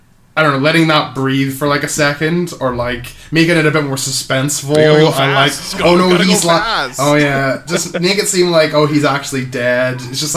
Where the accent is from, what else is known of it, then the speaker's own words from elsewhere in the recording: Canada; I'm Canadian. He's Canadian.